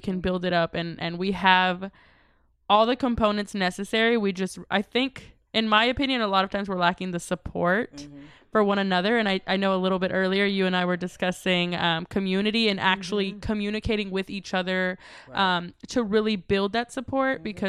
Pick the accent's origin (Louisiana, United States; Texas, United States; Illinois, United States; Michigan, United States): Texas, United States; Dallas; because we're from Dallas